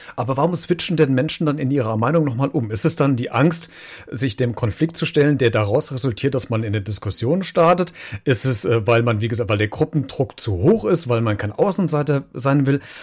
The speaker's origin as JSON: {"language": "German", "country": "Germany", "said": "bei uns in Deutschland"}